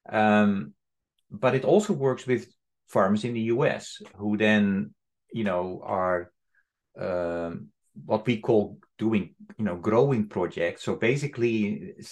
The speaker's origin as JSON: {"language": "English", "country": "Netherlands", "said": "I'm from the Netherlands"}